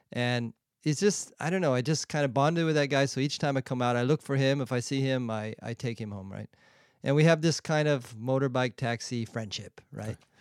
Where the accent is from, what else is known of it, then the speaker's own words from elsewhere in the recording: San Diego, California, United States; moved away as an adult; also born or lived in Europe; now in Shanghai, China; I grew up in San Diego